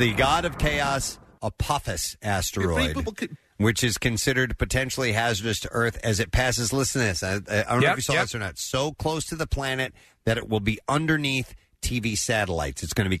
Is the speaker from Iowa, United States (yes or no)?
no; Tennessee, United States; I was born in Tennessee. That is correct.